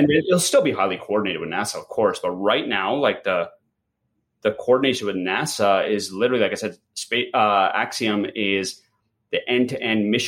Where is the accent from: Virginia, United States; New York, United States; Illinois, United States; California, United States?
New York, United States; first language English; I grew up here in New York. My parents moved 1972